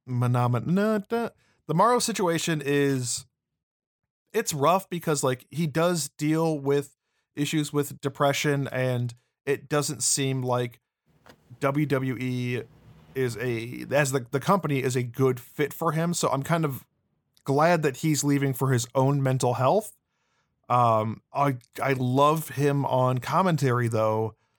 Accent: Chicago, Illinois, United States; we're both from the Chicagoland area

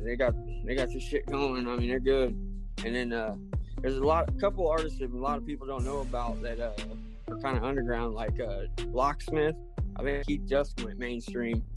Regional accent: Indiana, United States; I'm from Indiana, Midwest.

